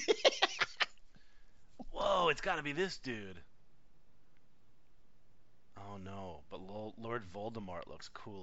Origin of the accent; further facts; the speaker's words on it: United States; an American